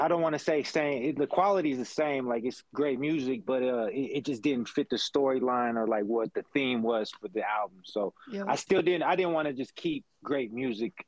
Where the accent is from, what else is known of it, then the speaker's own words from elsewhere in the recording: rural Colorado, United States; also born or lived in Los Angeles, California; I was born in Los Angeles, California, but I grew up in rural Colorado